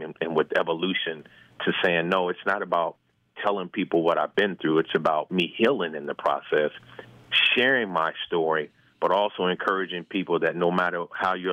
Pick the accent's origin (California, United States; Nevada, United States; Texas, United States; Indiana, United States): Indiana, United States; Indianapolis; moved away as an adult; now in Florida, United States; I'm originally from Indianapolis, born and raised. Actually grew up in Irvington, went to Howe, went to Indiana State, and, moved away about 28, 29 years ago